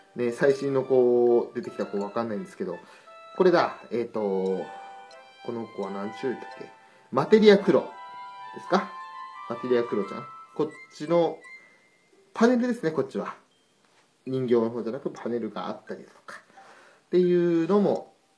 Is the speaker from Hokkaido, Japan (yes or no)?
yes; Hokkaido, Japan; 北海道人としては